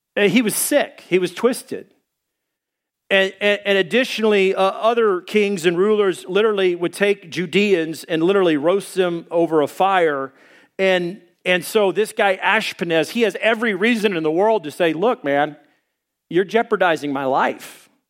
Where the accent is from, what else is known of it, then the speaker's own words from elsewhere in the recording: Arkansas, United States; I'm from Arkansas